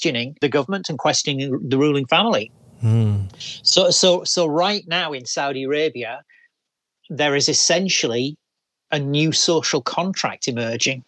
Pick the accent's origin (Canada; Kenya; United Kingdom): United Kingdom; England; as an English guy